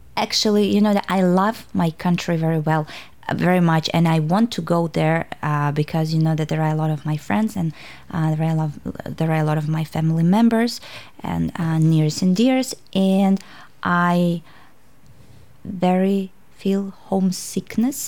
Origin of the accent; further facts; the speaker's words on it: Tashkent, Uzbekistan; English is a second language; moved away as an adult; now in Hobart, Australia; I'm from Uzbekistan, Tashkent, and I came uh, to Tasmania almost three years ago